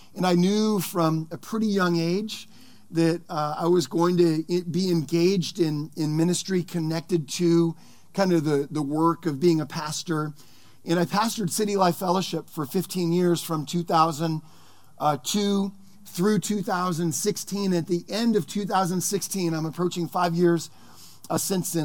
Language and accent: English; Sonoma County, California, United States; I grew up here in Sonoma County